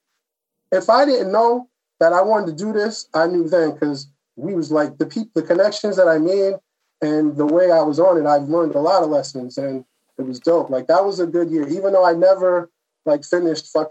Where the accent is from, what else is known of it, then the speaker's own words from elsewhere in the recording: Long Island, New York, United States; also born or lived in Atlanta; I'm from Long Island. I live not too far away